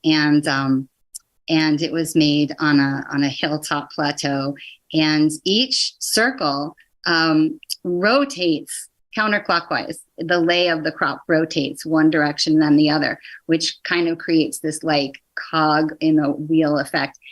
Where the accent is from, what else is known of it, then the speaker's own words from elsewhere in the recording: the Northwest, Pacific Northwest, United States; moved away; also born or lived in East Coast, United States; I'm from the Northwest. I was living back east.